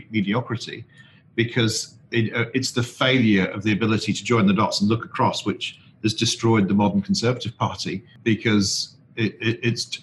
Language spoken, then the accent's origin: English; the North, the north of England, United Kingdom; I'm from the North